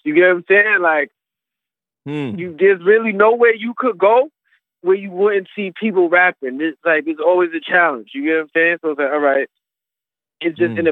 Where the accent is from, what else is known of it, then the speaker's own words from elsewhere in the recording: New York City, New York, United States; I'm from New York City. Queens, Brooklyn, Long Island, like, the whole city, really